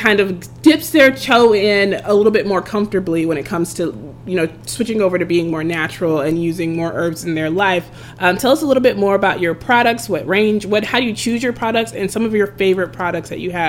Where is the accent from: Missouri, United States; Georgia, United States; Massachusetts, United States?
Georgia, United States; Atlanta; now in Celebration, United States; because I'm from Atlanta, the metro area, but Georgia is still so different because it's so closer to the mountains, and it's a lot less touched land where I grew up in the city, and I'm very much a city person.